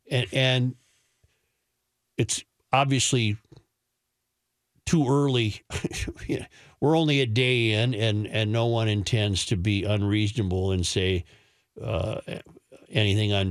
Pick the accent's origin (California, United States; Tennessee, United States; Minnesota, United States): Minnesota, United States; Hibbing; now in Jacksonville, United States; So, yeah, I'm originally from Hibbing, but down here, uh, 34 degrees.